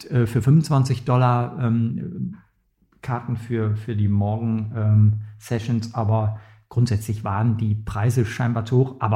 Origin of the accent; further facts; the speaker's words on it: Germany; da ist mir das ziemlich egal, ob wir da als Deutsche eine Medaille holen oder nicht